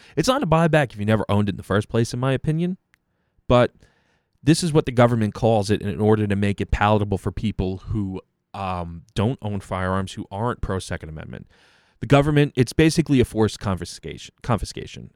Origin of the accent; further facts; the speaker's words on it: United States; As an American